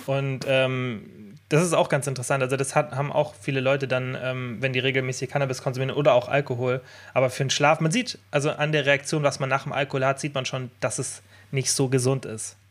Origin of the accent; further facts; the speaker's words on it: Bavaria, Germany; bei uns in Deutschland, ich meine bei uns in Bayern